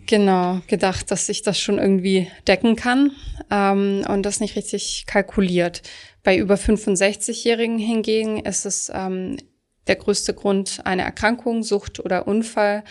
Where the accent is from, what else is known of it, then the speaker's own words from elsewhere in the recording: Swabia, Germany; Ich komme zum Beispiel aus Süddeutschland.